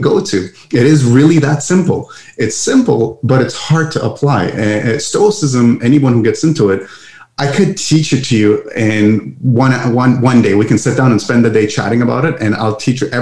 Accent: Montreal, Quebec, Canada; English is a second language; I'm from Montreal, Canada. And that's why some of my, English words might be a little off for your listeners. I'm from the French part of Canada.

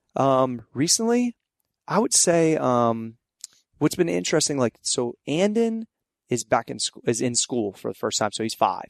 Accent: Ohio Valley, United States; it started from my hometown. I wanted Ohio Valley kids

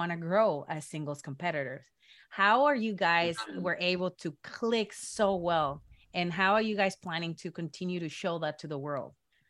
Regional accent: Mexico; now in United States; I'm from Mexico. So coming here, it was like a big, shock.

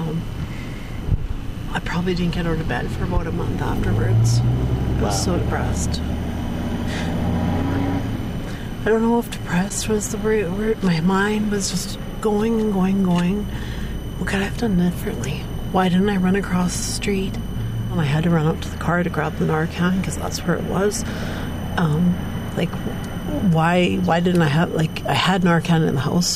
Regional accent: Dryden, Ontario, Canada; born or raised there; also born or lived in Vancouver

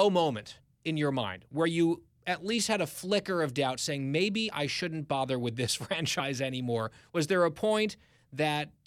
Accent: New York area, United States; I grew up in the New York area from fourth grade through high school

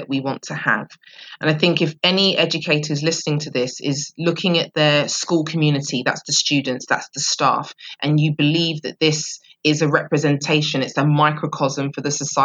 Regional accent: London, United Kingdom; I grew up in Southeast London, very proud of that too.

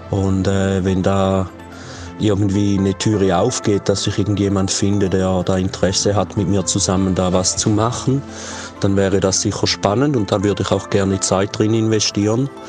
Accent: Switzerland; accent: Swiss German; now in Faial, Portugal; wenn ich äh, Schriftsprache spreche, meinen viele Leute, ich spreche Schweizerdeutsch. Und dann äh, beginne ich Schweizerdeutsch zu sprechen und dann verstehen sie nichts mehr.

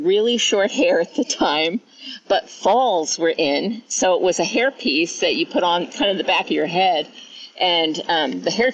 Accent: New York, United States; now in Auburn, United States; I'm originally from New York, and I live in California now, in Auburn, California

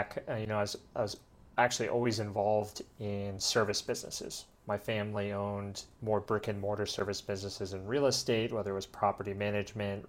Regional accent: Colorado, United States; moved away as an adult; now in Medellin, Colombia; where I grew up and lived in Colorado

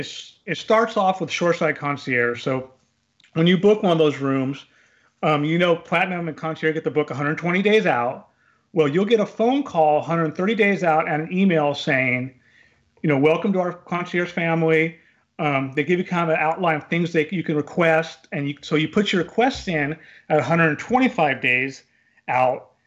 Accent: California, United States; I grew up in California, about five hours from Disneyland

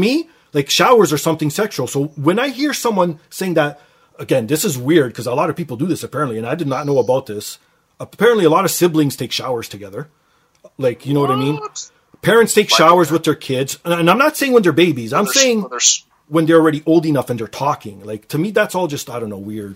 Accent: Canada; because I'm Canadian

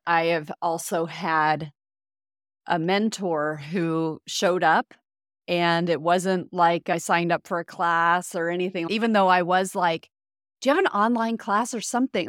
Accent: Indiana, United States; moved away; I grew up in Indiana

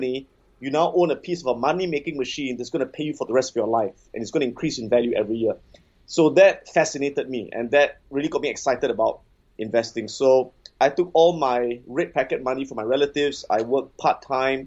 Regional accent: Singapore; I'm born and bred in Singapore.

